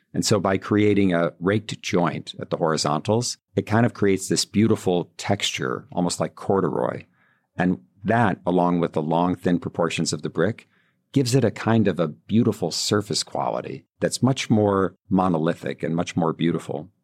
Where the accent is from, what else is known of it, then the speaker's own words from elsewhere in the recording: Buffalo, New York, United States; now in New York City, United States; I'm going back to Buffalo and doing work there now to bring back my hometown